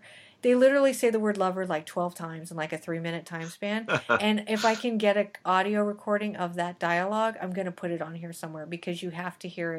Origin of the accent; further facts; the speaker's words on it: New Mexico, United States; I am from New Mexico. Can't you tell?